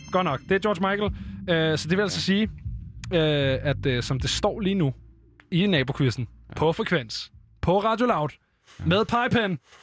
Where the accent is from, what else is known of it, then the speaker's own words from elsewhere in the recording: Copenhagen, Capital Region of Denmark, Denmark; Jeg er selv fra Nordvestkvarteret her i København